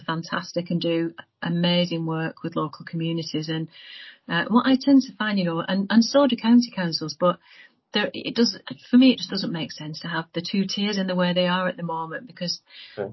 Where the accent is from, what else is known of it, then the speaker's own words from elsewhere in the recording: Bolton, North West England, United Kingdom; also born or lived in Crewe / Leeds; I'm from Bolton. I was adopted as a child and born in Crewe, grew up in Bolton